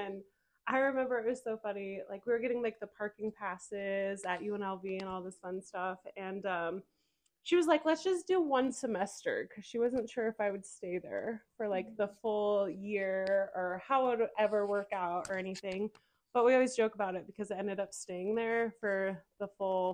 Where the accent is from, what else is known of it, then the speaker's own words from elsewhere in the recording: Cheyenne, Wyoming, United States; moved away as an adult; also born or lived in Las Vegas; born and raised in Cheyenne, went to Central